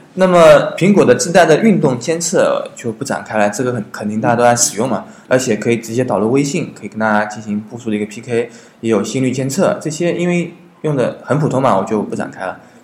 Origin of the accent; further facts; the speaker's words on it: China; 我们中国人